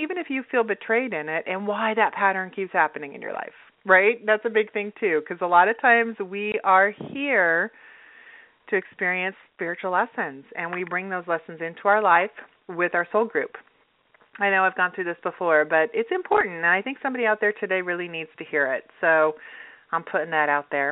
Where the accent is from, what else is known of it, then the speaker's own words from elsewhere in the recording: Utah, United States; now in Los Angeles, United States; I grew up in Utah. So, yeah. I grew up in Utah